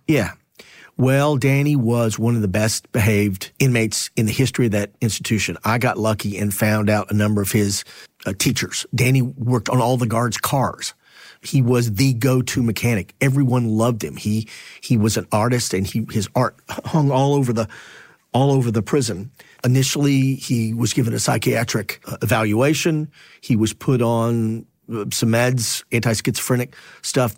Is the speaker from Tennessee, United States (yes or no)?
no; Temple, Texas, United States; moved away; my hometown